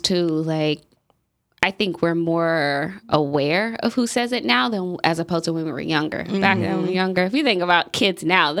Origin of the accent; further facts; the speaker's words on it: United States; So it's different because I didn't grow up in that culture. I grew up in America, like United States.